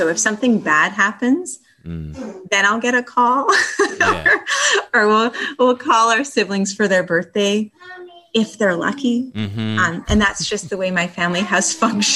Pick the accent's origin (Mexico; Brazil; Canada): Canada; Northern British Columbia; now in Thunder Bay, Canada; when I grew up in British Columbia in Northern BC and went to cooking school there.